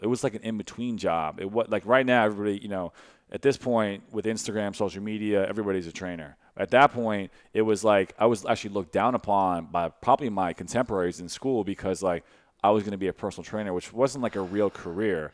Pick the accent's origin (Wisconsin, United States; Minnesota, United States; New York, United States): New York, United States; Brooklyn; moved away as an adult; also born or lived in Westchester; now in St. Louis, United States; I was born in Brooklyn, uh, then I went to Westchester, li, moved to Westchester not too f, uh, probably when I was, like, twelve or thirteen.